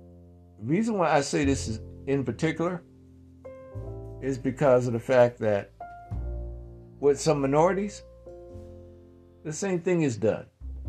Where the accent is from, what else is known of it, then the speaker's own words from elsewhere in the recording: New York, United States; now in Yellow Springs, United States; I grew up in New York, and I wanted to go and have a place so I could have peace of mind.